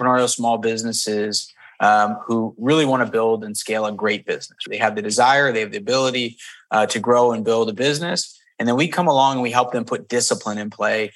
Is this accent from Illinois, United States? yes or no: no; Bethlehem, Pennsylvania, United States; I grew up in Bethlehem, Pennsylvania, hour north of Philly